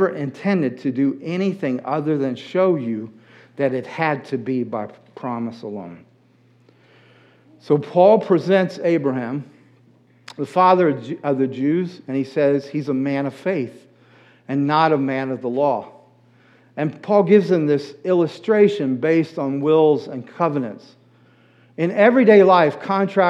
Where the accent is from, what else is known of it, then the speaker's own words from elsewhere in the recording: United States; I was born in the United States